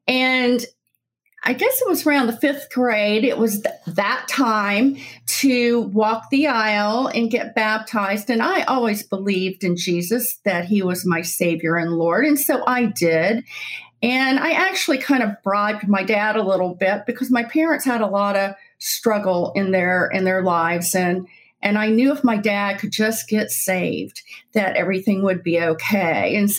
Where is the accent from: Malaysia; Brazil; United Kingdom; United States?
United States; Deep South; also born or lived in South Carolina; I was brought up in the Deep South, kind of a little all over everywhere, but settled in South Carolina.